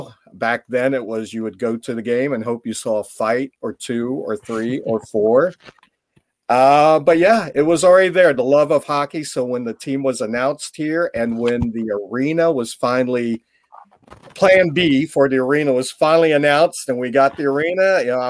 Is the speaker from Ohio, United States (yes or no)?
yes; Columbus, Ohio, United States; I am from Columbus, yes. Okay. Lifelong resident, never been west of Chicago, never been pretty much south of Florida, and pretty much the rest of it right here in Columbus, Ohio.